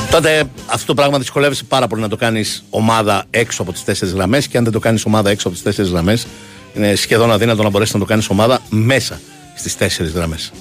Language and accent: Greek; Vyronas, Attica, Greece; Εγώ είμαι από το Βύρο